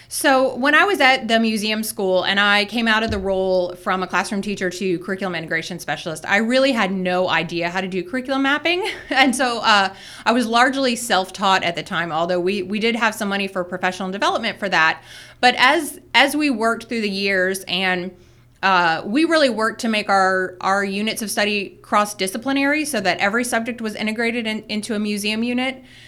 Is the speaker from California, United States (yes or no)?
no; South Florida, United States; moved away; I started teaching, uh, at a private school in my hometown